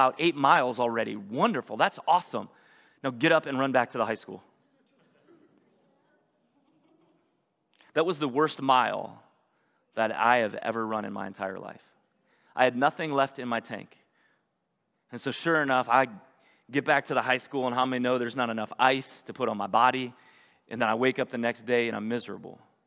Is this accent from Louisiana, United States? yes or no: no; North Ridgeville, Ohio, United States; the town I grew up in North Ridgeville, about 45 minutes from here